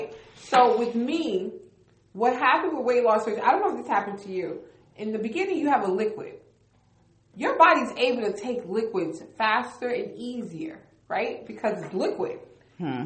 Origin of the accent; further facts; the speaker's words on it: Newark, New Jersey, United States; I'm from Newark, New Jersey. I will say this again. I'm from Newark.